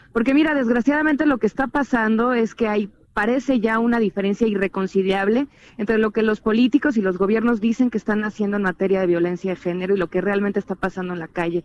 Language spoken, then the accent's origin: Spanish; Chilango, Mexico City, Mexico; los chilangos la esperamos